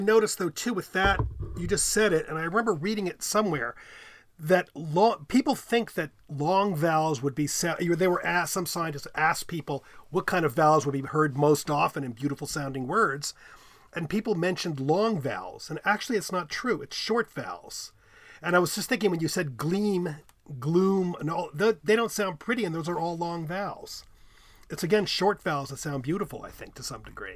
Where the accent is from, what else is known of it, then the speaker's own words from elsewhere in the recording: United States; accent: American English; I'm an American speaker, American English speaker